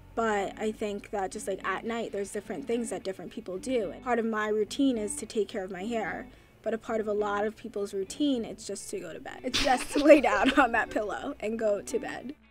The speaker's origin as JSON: {"language": "English", "town": "Chappaqua", "region": "New York", "country": "United States", "tie": "born or raised there", "said": "we grew up in quiet town of Chappaqua, New York"}